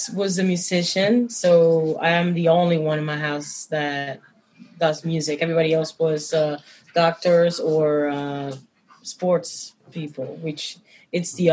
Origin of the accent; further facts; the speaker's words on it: Santiago de Cuba, Cuba; I come from Santiago de Cuba which is um, very an ancient in tradition